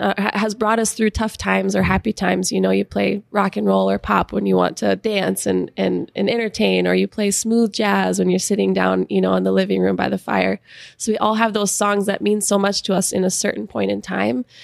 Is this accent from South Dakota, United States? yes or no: yes; Sioux Falls, South Dakota, United States; moved away as an adult; also born or lived in Nashville, Tennessee; We're both from Sioux Falls